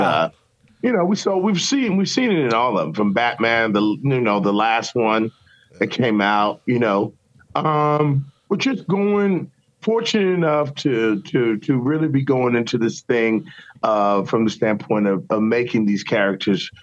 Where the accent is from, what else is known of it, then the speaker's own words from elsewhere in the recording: Richmond, Virginia, United States; I went to Virginia Commonwealth University in my hometown.